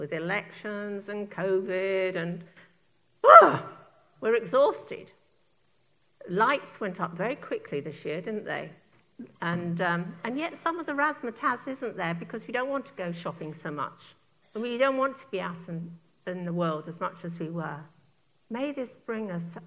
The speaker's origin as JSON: {"language": "English", "town": "Turner's Hill", "region": "South East England", "country": "United Kingdom", "tie": "born or raised there", "said": "the village I was raised in England, little village called Turner's Hill"}